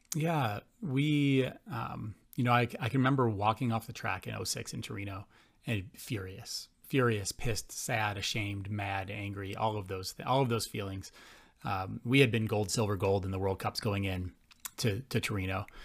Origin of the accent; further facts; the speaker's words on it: Buffalo, New York, United States; I was born and raised in Buffalo, New York